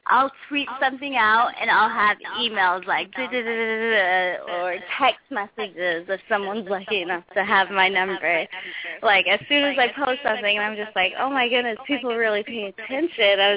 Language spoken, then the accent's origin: English; Texas, United States; born there; I'm from Texas. My birth birthplace is Texas, So That's all people need to know.